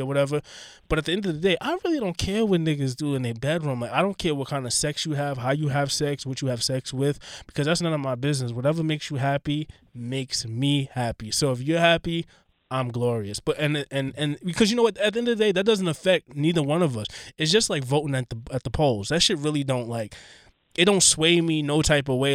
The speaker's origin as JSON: {"language": "English", "town": "New York City", "region": "New York", "country": "United States", "said": "I'm from Queens"}